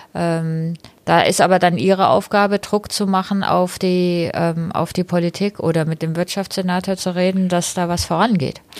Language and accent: German; Berlin, Germany; als ähm, Berlinerin